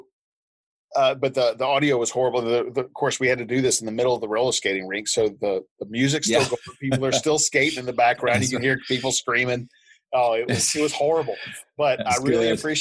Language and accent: English; Charlotte, North Carolina, United States; Charlotte, which is my hometown